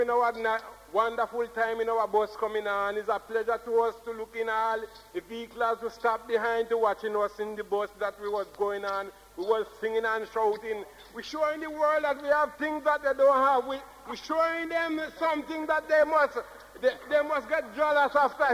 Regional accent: Jamaica; now in Derby, United Kingdom; We are Jamaican over in Derby.

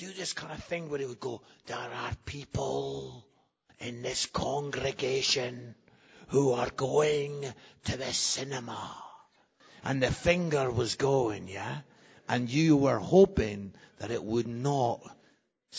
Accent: Scotland, United Kingdom; I am Scottish

